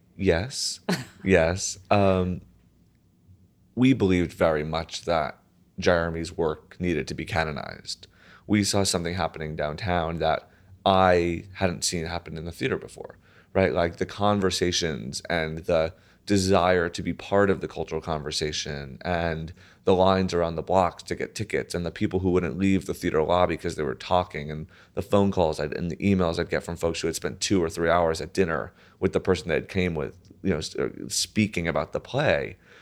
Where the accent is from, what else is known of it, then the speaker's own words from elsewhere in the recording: right outside of New Haven, Connecticut, United States; I grew up right outside of New Haven, uh, Connecticut.